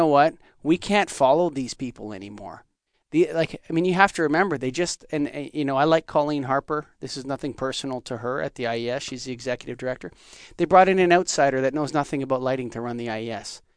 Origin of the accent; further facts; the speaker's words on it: Canada; as a Canadian